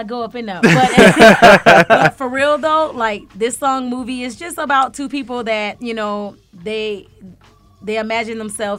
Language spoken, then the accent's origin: English; Florida, United States; now in Atlanta, United States; I'm from Florida. Every time I go home to Florida